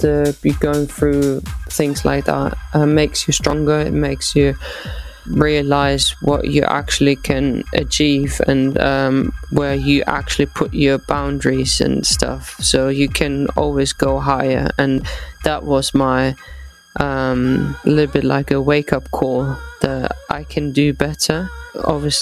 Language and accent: English; Eislingen, Baden-Württemberg, Germany; moved away; also born or lived in Potsdam; in my home town in Eislingen